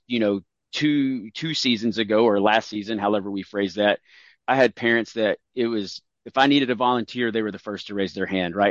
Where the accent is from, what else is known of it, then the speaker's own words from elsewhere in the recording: Tennessee, United States; I come from Tennessee